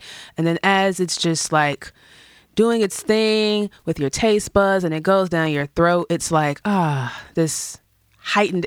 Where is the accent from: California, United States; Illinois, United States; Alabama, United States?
Illinois, United States; Chicago; We grew up in the suburbs, like right outside of the west side of Chicago